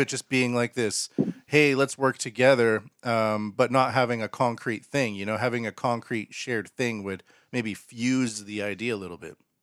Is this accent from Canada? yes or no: yes; Canada; now in Japan; I'm a Canadian